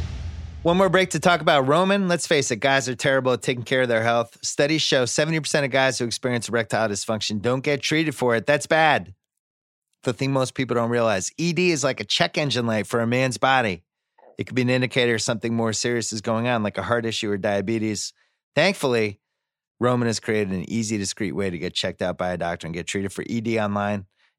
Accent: Boston, Massachusetts, United States; I'm from Boston.

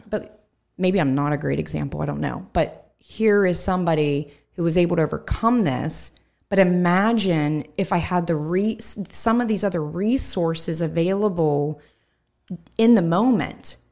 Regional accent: Hempfield Township, Pennsylvania, United States; I grew up in Hemphill Township

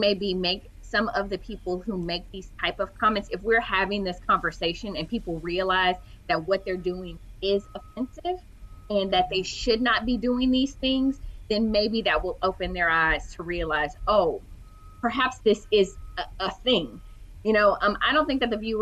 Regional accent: Houston, Texas, United States; I am from Houston

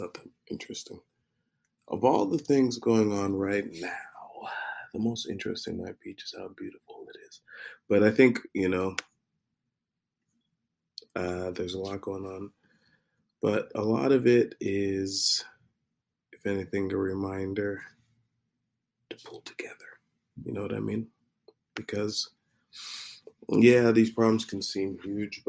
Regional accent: Nigeria; I am Nigerian

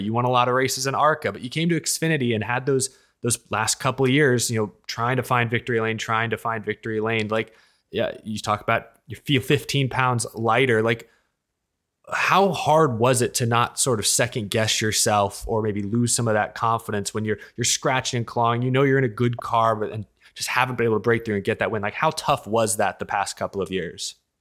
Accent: Texas, United States; moved away as an adult; now in Florida, United States; we're both from Texas. I, I, I just moved out here to Florida

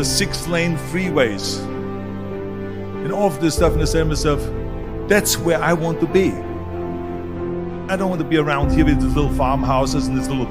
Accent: Austria; born or raised there; moved away

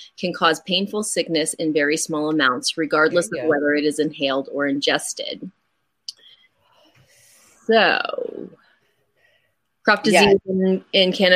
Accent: Oklahoma, United States; growing up in Oklahoma

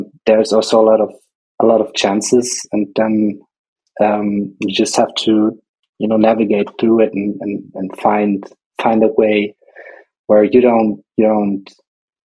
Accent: Nuremberg, Bavaria, Germany; I was born in Nuremberg and grew up in a small town bordering it, about 40,000 people living there.

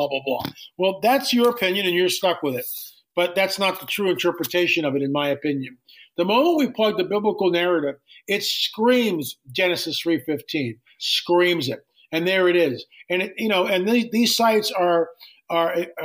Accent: Valley Forge, Pennsylvania, United States; I grew up right outside of Valley Forge, 3 miles from Valley Forge, Pennsylvania

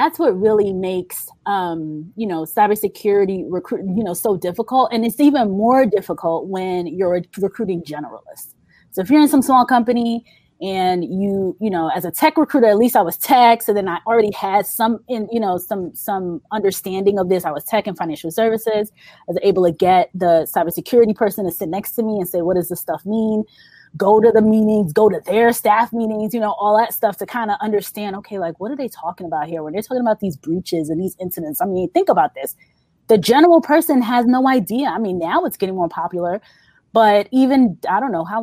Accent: New York, United States; I'm from New York

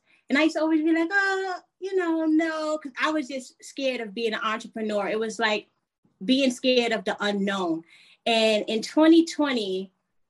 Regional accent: New York City, New York, United States; I am originally from New York City, Southside Jamaica, Queens. My family is Jamaican though

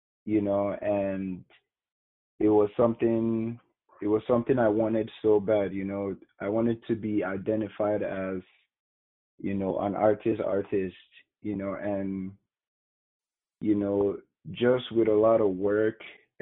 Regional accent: Nigeria; moved away as an adult; now in United States; I was born and brought up in Nigeria, went to school, high school in Nigeria

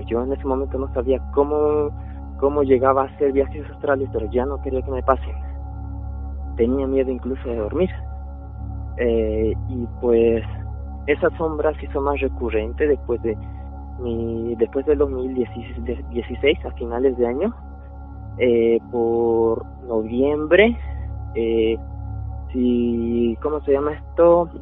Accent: Chile; also born or lived in Bolivia; Yo realmente soy originario de Bolivia, pero salí con Chile. Eh, mi mamá me trajo de muy pequeño aquí.

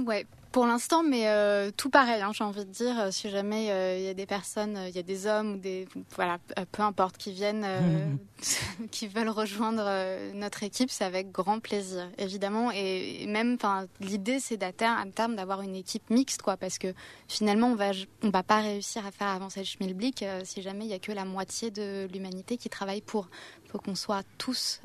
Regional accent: Canada; je suis canadienne

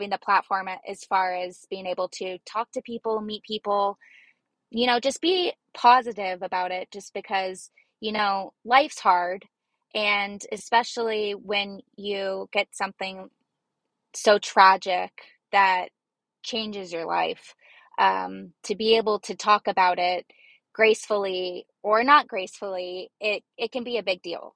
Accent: Arizona, United States; I'm from Arizona and basically native. I've lived here my whole life

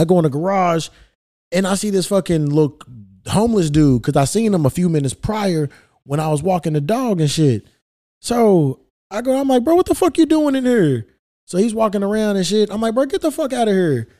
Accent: Louisville, Kentucky, United States; Kentucky, my hometown, Louisville

